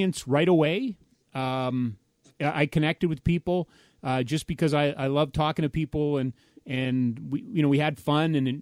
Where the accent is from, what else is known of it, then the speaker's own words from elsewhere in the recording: Edmonton, Alberta, Canada; moved away as an adult; now in Calgary, Canada; we moved home to my family in Edmonton.